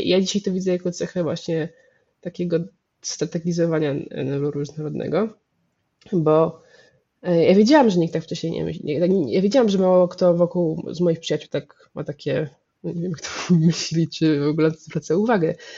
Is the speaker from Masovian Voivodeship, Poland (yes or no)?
yes; Warsaw, Masovian Voivodeship, Poland; jestem z Warszawy i moja rodzina jest dość warszawska, y, bardzo warszawska, głównie warszawska